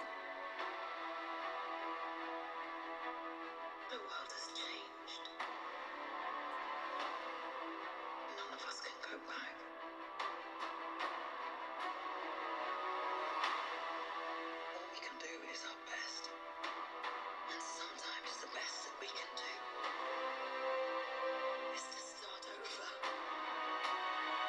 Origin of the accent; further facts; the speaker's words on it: United States; as American citizens